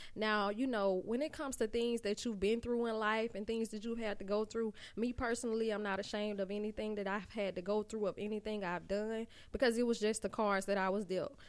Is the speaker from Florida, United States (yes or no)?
no; Montgomery, Alabama, United States; I am from Montgomery, Alabama